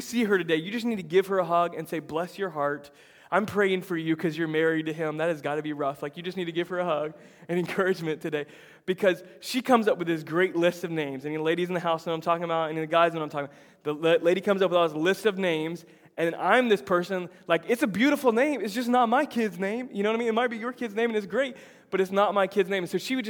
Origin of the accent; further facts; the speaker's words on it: Tampa, Florida, United States; moved away; Tampa, my hometown